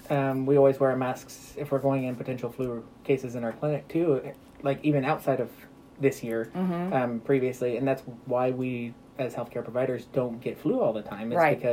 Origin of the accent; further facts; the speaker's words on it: Lebanon, Missouri, United States; I grew up in Missouri, from Lebanon, went to undergrad in Springfield, did cell and molecular biology as my undergraduate degree at Missouri State, went to Mizzou for medical school, Kansas City for residency. So, I mean, I've been in Missouri my entire life.